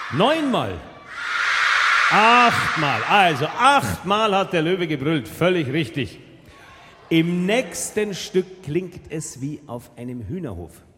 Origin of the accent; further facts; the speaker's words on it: Munich, Bavaria, Germany; Bei uns in München